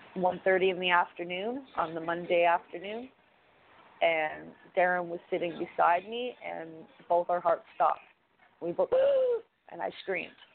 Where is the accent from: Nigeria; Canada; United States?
Canada; as a Canadian